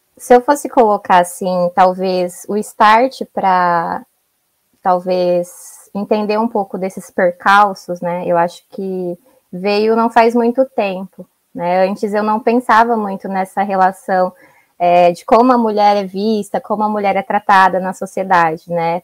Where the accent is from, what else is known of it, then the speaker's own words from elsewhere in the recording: São Paulo, Brazil; also born or lived in Ceará; fui criada em São Paulo, né, nasci no Ceará, mas fui criada em São Paulo.